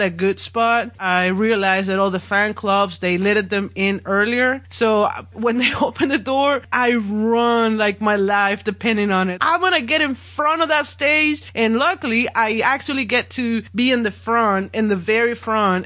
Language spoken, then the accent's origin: English; Monterrey, Nuevo León, Mexico; moved away as an adult; my hometown, Monterrey